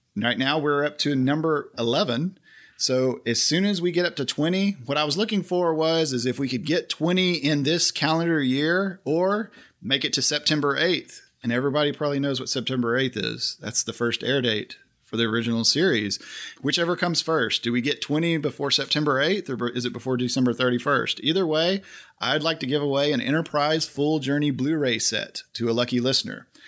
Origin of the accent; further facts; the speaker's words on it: Oklahoma, United States; I'm actually from Oklahoma